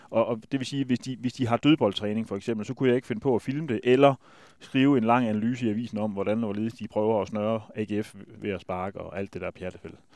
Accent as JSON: {"language": "Danish", "region": "Jutland", "country": "Denmark", "said": "vi er jo fra Jylland"}